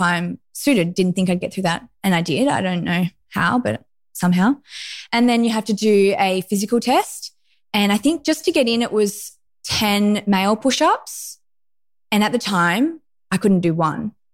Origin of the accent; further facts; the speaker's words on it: Lennox Head, New South Wales, Australia; I grew up in Lennox Head, which is northern New South Wales, very close to Byron Bay